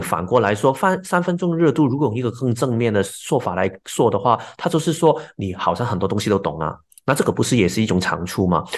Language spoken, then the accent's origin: Chinese; Hong Kong; moved away as an adult; now in Taiwan; 我本身是一个香港人，然后一直都在香港长大，然后也在外国念书。前两年，年，两年多之前，我就跟我太太一起，一起搬到台湾去居住